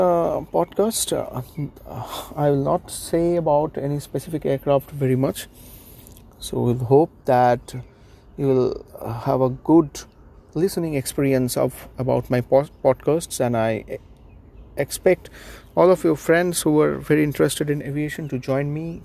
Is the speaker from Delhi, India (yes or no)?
no; Mumbai, Maharashtra, India; I'm from Mumbai, India.